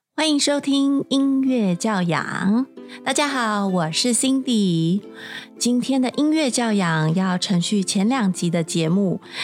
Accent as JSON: {"language": "Chinese", "country": "Taiwan", "said": "在我们台湾这边"}